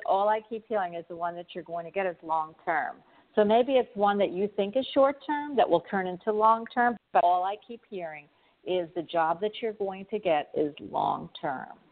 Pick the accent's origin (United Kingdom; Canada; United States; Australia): United States; Florida; I'm from Florida